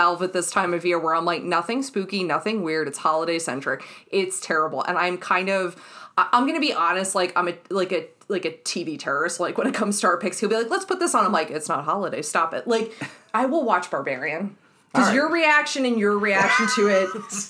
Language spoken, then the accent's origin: English; New Jersey, United States; also born or lived in Texas; So Jersey via Texas to here.